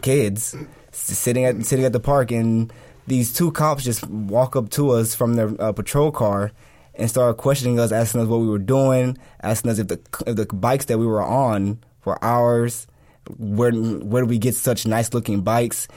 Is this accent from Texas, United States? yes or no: yes; Dallas, Texas, United States; I grew up in Pleasant Grove